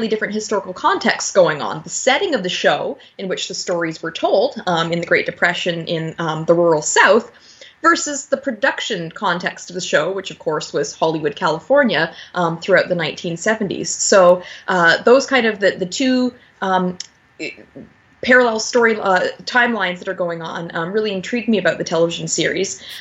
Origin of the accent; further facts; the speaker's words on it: Niagara Falls, Ontario, Canada; Niagara Falls, my hometown